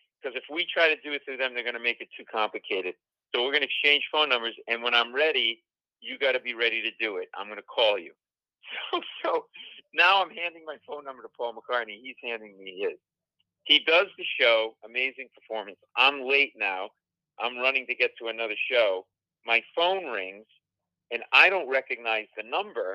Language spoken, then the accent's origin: English; Providence, Rhode Island, United States; I grew up in Providence, Rhode Island. So as a kid, that's where I grew up